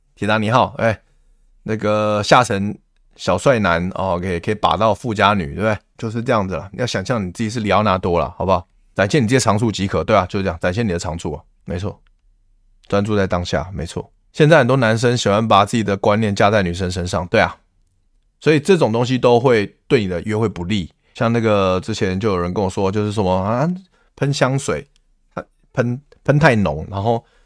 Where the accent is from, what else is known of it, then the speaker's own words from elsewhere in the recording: Taiwan; 我们台湾人